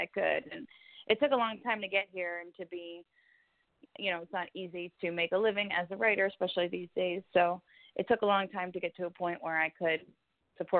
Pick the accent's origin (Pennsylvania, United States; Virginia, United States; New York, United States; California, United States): New York, United States; New York City; I grew up in New York City most of the time